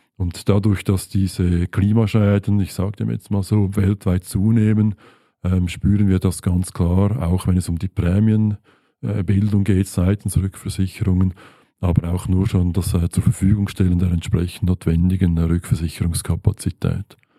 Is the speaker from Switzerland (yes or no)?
yes; Switzerland; bei uns in der Schweiz